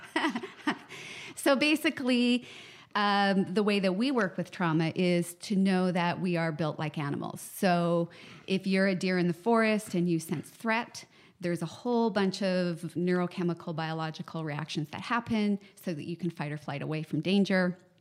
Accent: Canada; I'm a psychotherapist from Canada

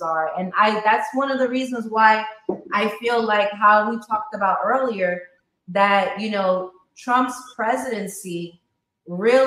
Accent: New York City, New York, United States; I grew up in Queens

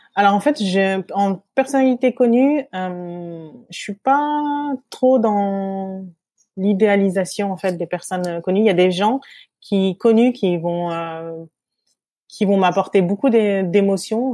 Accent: France; moved away as an adult; also born or lived in Switzerland; now in Singapore; on est né donc en métropole de, de parents qui, qui sont venus à peu près à la même période euh, dans la même ville

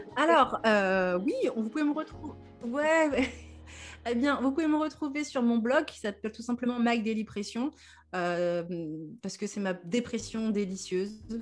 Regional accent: Normandy, France; je suis une congolaise normande, comme je dis

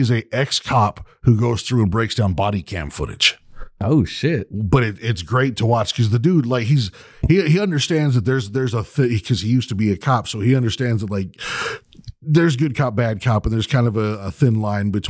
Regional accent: United Kingdom; I get you. I understand that, like, as a Brit, I used to do it too.

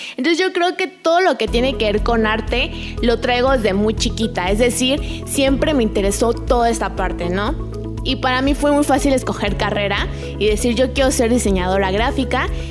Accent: Chiapas, Mexico; moved away as an adult; also born or lived in Mexico City; soy de Chiapas

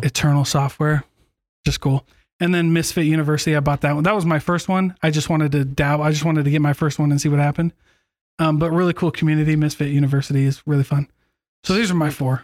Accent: Iowa, United States; moved away; my hometown in Iowa

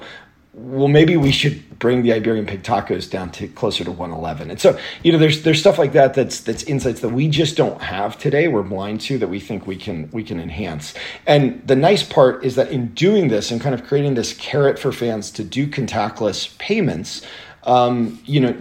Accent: Atlanta, Georgia, United States; I grew up in Atlanta

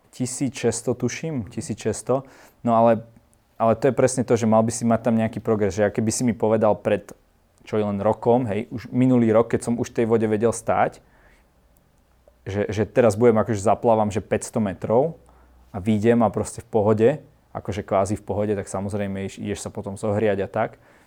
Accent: Trenčín, Trenčín Region, Slovakia; u nás v Trenčine

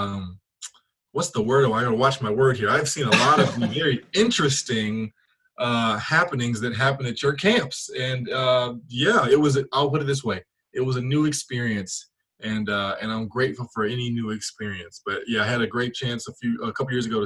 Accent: Memphis, Tennessee, United States; I'm from Memphis originally

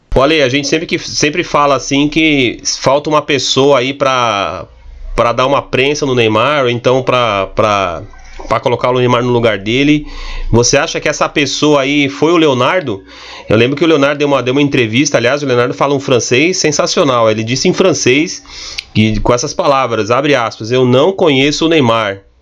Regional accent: Barueri, São Paulo, Brazil; eu que sou aqui da cidade de Barueri

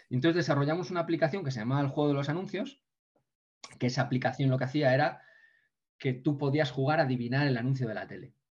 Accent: Ponferrada, Castile and León, Spain

